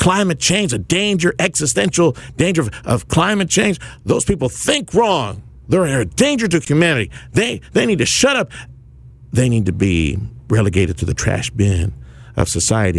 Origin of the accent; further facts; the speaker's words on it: Reynosa, Tamaulipas, Mexico; now in South Texas, United States; my old stomping ground, Reynosa, Tamaulipas, Mexico, where I grew up